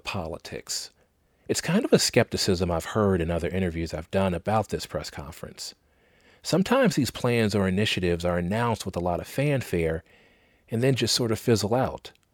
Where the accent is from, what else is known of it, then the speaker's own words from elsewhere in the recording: Chicago, Illinois, United States; I grew up on Chicago's South Side